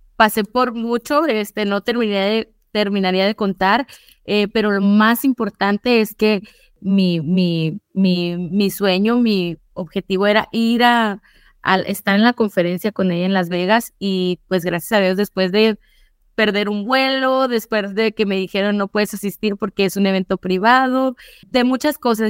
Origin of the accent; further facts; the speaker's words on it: Mexico; moved away; yo vengo pues de México, mexicana